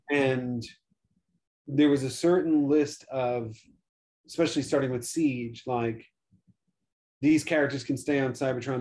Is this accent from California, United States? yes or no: no; New York, United States; growing up in New York